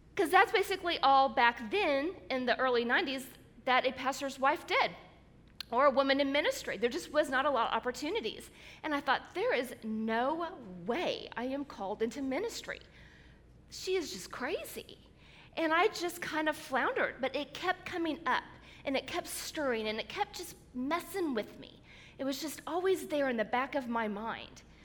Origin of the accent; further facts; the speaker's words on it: Springfield, Missouri, United States; they opened a new hospital in my hometown of Springfield, Missouri